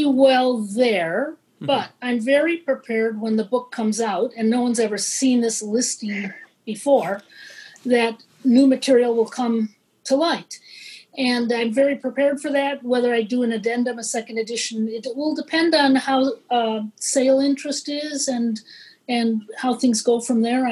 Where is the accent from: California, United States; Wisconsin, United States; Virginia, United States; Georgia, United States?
Wisconsin, United States; Washington Island; This is one of two inhabited islands in Lake Michigan. That's where I was born.